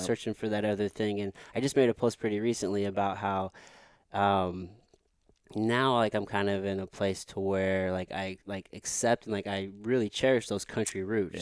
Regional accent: Potosi, Missouri, United States; I grew up in Potosi, Missouri

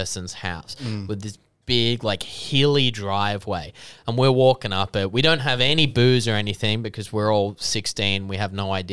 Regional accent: Sydney, New South Wales, Australia; we grew up in the Hills District, so we're like way away from everything, about like an hour and 20 to the city

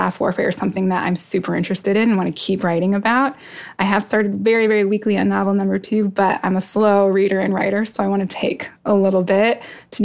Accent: Tucson, Arizona, United States; born or raised there; also born or lived in New York City / Arkansas / Iowa; now in Philadelphia, United States

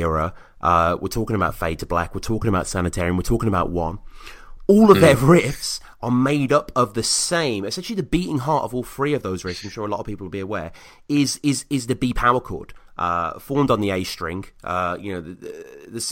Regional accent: United Kingdom; I'm a Brit

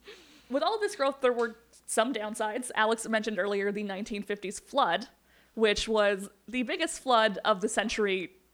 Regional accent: Morris, Manitoba, Canada; I grew up outside of Winnipeg in a town called Morris, Manitoba. And Morris, Manitoba was evacuated in 1997.

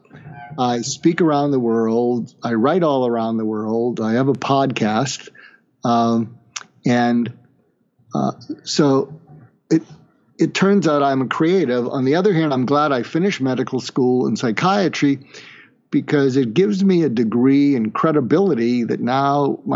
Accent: Boston, Massachusetts, United States; moved away as an adult; also born or lived in California / Kansas; I grew up in Boston, went to school in California

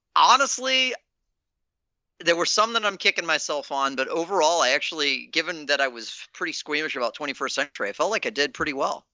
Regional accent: Virginia, United States; I grew up in Virginia

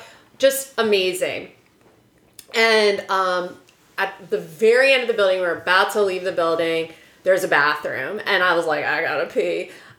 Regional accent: York, Pennsylvania, United States; we were talking about how we're from York, Pennsylvania.

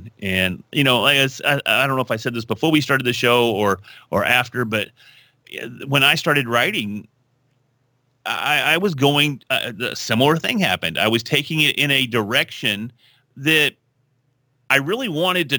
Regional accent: Texas, United States; I'm from Texas

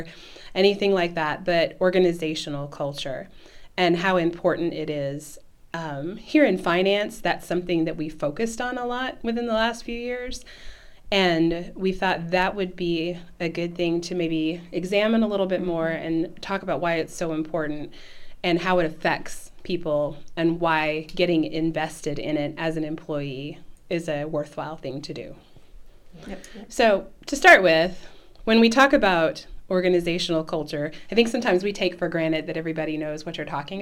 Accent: southern Illinois, United States; I'm from the southern part of Illinois

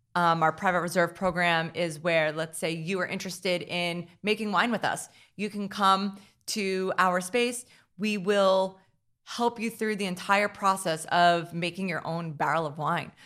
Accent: Hackettstown, New Jersey, United States; I grew up in Hacketstown, New Jersey

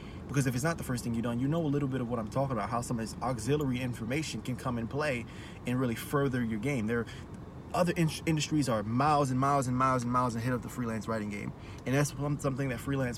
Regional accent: Maryland, United States; moved away; I'm from Maryland. And I was living there at the time

